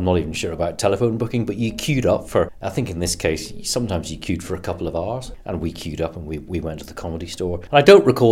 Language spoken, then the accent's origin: English; Belfast, Northern Ireland, United Kingdom; moved away as an adult; also born or lived in London; I was at school in East Belfast, and like a lot of people born and brought up in Northern Ireland